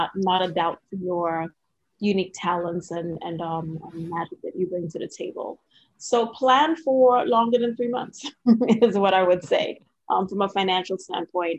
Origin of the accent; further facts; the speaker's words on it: Trinidad & Tobago; now in Washington, D.C., United States; If you hear a little bit of an accent, it's because I'm originally from Trinidad and Tobago